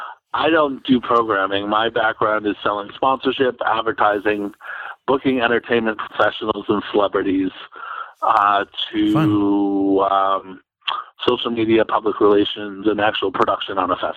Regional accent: Pennsylvania, United States; born there; also born or lived in Kansas City; So what else about me? I was born in Pennsylvania. Then I lived in Kansas City. Then I moved.

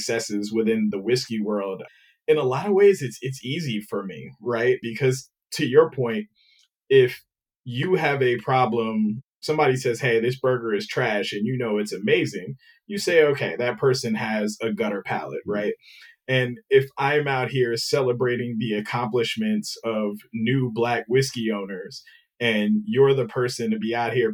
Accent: New York City, New York, United States; I was born and raised in New York

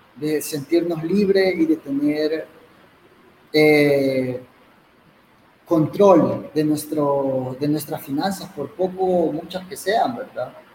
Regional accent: El Salvador; soy un salvadoreño

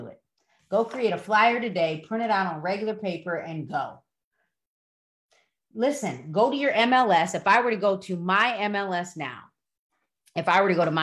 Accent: Broadview, United States; moved away; I grew up in Broadview

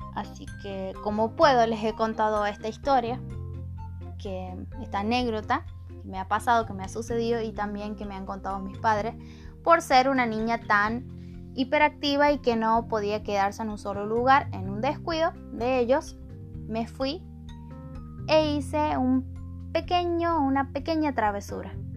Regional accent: El Portezuelo, Argentina; soy de la localidad del Portezuelo

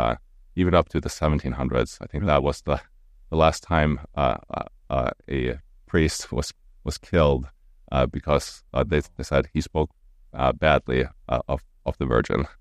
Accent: Stavanger, Rogaland, Norway; English is a second language; moved away as an adult; now in St. Louis, United States; my hometown, uh, in Stavanger

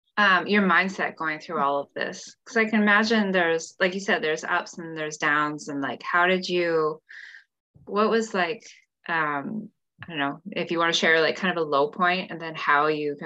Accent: Canada; as the lone Canadian on this thing.

